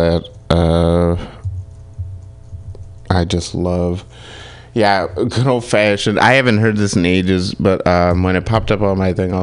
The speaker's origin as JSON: {"language": "English", "town": "Kalamazoo", "region": "Michigan", "country": "United States", "said": "I'm from Kalamazoo"}